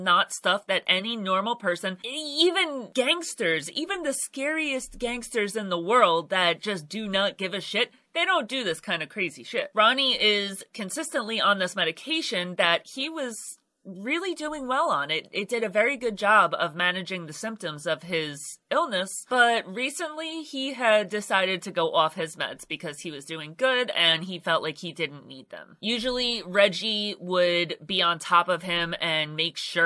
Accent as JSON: {"language": "English", "country": "United States", "said": "I'm an American."}